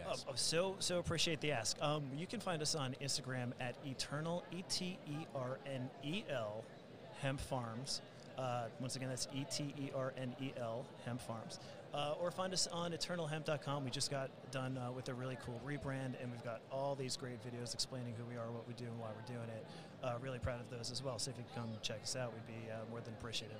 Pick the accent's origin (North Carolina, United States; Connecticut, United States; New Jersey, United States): New Jersey, United States; Jersey Shore; moved away; also born or lived in New York; I'm from the Jersey Shore, so we're just going to call it native New Yorker.